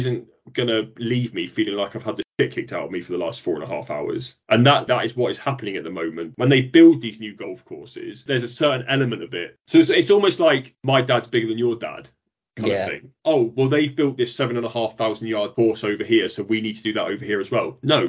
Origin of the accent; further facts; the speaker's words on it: North West England, United Kingdom; the Ryder Cup was right on my doorstep where I grew up in Lancashire, and I watched the best players in the world.